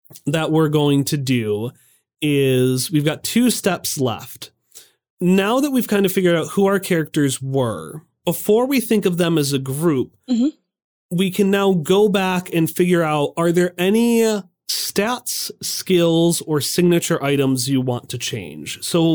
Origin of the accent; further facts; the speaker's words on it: Hartford, Connecticut, United States; I'm from Hartford, and my want is to befriend all the little critters.